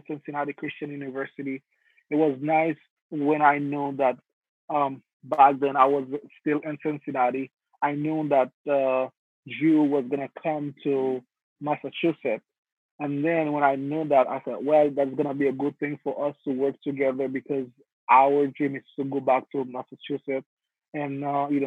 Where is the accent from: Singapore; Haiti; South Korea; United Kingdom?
Haiti; now in United States; I am originally from Haiti. Grew up in Haiti.